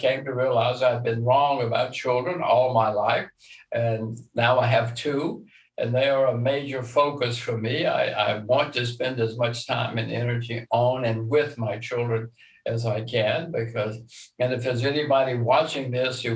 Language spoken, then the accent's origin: English; Alabama, United States; since I'm from Alabama